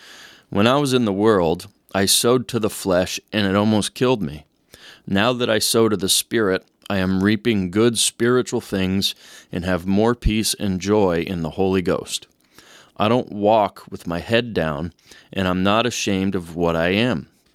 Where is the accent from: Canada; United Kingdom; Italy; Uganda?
Italy; Sicily; now in United States; I came from Sicily, Italy. We were a small community, and if a person did wrong, they were looked upon as a castaway. I loved my town and the people. We were poor, but we were proud of our heritage and culture.